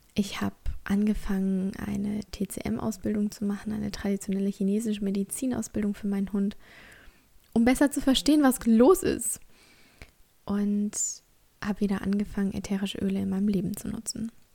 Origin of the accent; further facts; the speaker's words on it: Germany; born or raised there